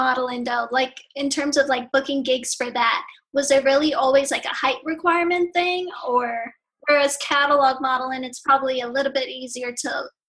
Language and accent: English; New York City, New York, United States; I grew up in Ozone Park, Queens